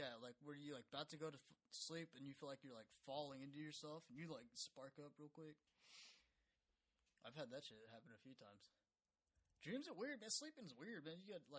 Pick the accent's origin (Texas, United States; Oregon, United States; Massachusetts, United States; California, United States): Texas, United States; I like beer. I'm from Texas, boy.